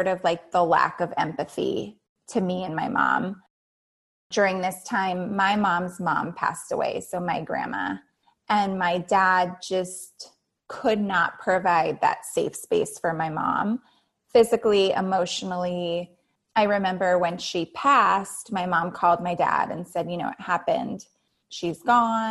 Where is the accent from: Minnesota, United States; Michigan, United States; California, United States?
California, United States; Santa Monica; also born or lived in Santa Barbara, California / Playa del Rey, California; I was born in Santa Monica, California, and I actually have not left Southern California